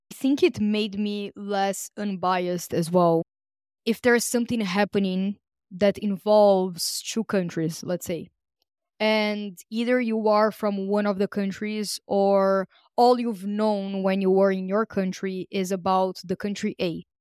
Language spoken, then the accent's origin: English; Brazil; English is a second language; moved away; also born or lived in Greece; I was born in Brazil